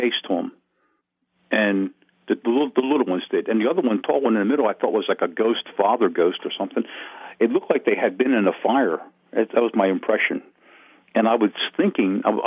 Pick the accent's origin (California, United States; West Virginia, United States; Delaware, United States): Delaware, United States; Wilmington; born or raised there; also born or lived in Smyrna, Delaware